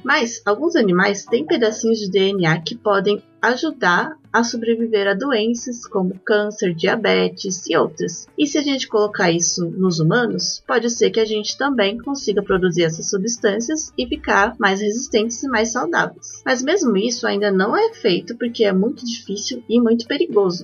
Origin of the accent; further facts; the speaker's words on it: Belo Horizonte, Minas Gerais, Brazil; Eu nasci em BH, estado de Minas Gerais